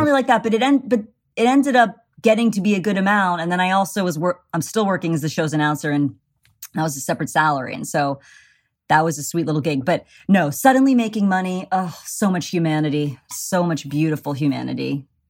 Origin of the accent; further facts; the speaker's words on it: Pittsburgh, Pennsylvania, United States; I'm Pittsburgh, Squirrel Hill